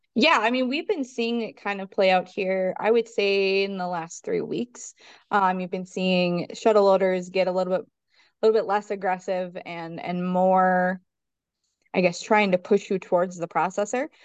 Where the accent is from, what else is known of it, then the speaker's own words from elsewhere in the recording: Minnesota, United States; also born or lived in South Central North Dakota; now in North Dakota, United States; originally I'm from Minnesota